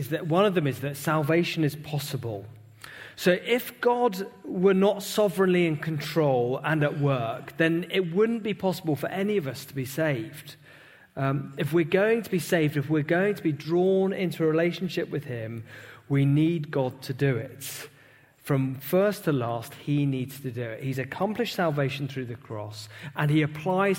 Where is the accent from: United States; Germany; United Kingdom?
United Kingdom; British Christians